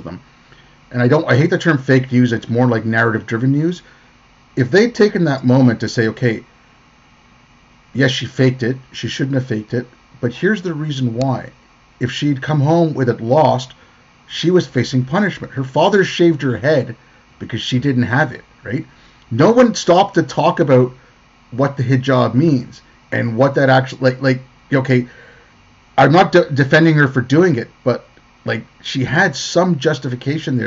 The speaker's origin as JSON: {"language": "English", "town": "Montreal", "region": "Quebec", "country": "Canada", "tie": "born or raised there", "also_born_or_lived": "India", "said": "I grew up in Montreal, you know, I was born in India, I'm brown."}